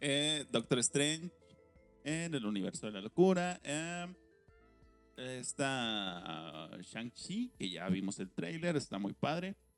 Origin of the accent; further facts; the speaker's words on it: Mexico; nosotros aquí como mexicanos